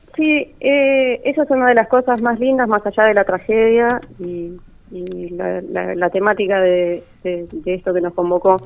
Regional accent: Trelew, Chubut, Argentina; moved away as an adult; now in Buenos Aires, Argentina; yo vivo en Capital Federal, si bien soy de Trelew, hace cerca de 10 años que ya estoy desarrollando mi carrera acá

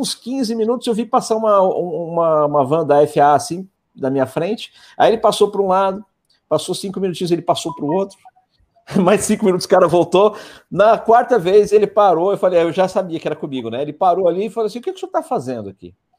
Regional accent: Brazil; sou do Brasil

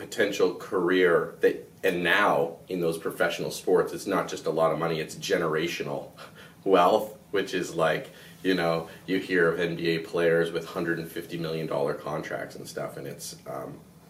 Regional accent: southwestern Ontario, Canada; my hometown's 2,700 people in southwestern Ontario, you know, 3-hour drive from Toronto

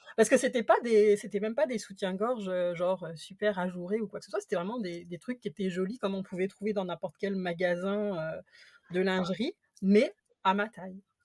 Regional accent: France; moved away as an adult; now in Quebec, Canada; je suis française d'origine

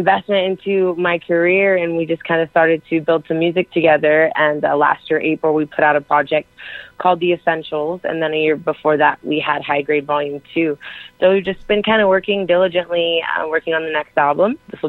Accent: Los Angeles, Inland Empire area, California, United States; I'm a musician from Cali, Los Angeles, Inland Empire area.

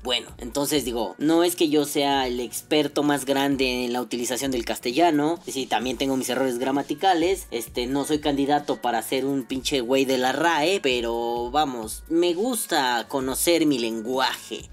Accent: Mexico

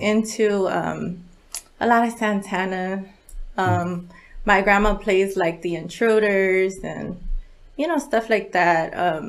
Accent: Lynwood, California, United States; also born or lived in Bellflower, California / Las Vegas, Nevada; Linwood, California. I was born in Bellflower, but I was raised in Linwood my whole life, and I'm still there. Okay. I moved to Vegas for a few years, but that didn't work out. I had to come back to LA.

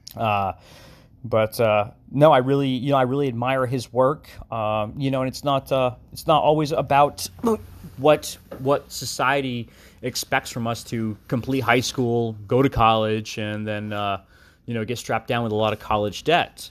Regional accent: Long Island, New York, United States; we are from Long Island

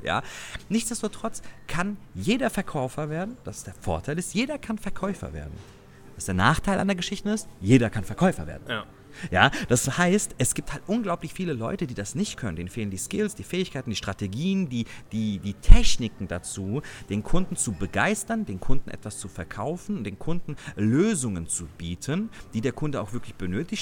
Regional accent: Germany; hier bei uns in Deutschland

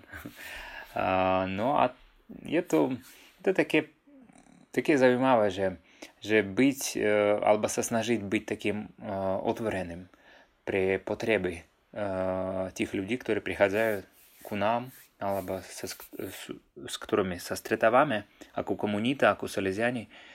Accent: Sakha Republic, Russia; Slovak is a second language; pochádzam z Rúska, a pôsobím v Jakutskej republike

